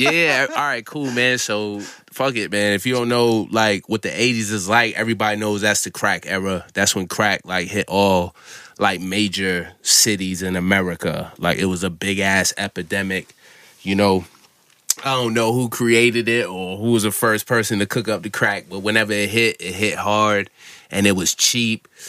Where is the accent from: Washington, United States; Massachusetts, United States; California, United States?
Massachusetts, United States; also born or lived in Falmouth, Massachusetts / Brockton, Massachusetts / Oakdale, Massachusetts / Onset, Massachusetts; I'm from Massachusetts.